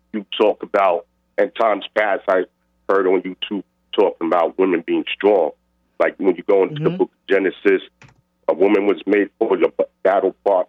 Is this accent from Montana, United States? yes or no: no; New York, United States; also born or lived in Bloomfield, New Jersey; now in Woodbridge, Virginia, United States; And I'm originally from New York. I'm originally from New York, but I moved to Jersey and like years ago. But now I'm in Virginia.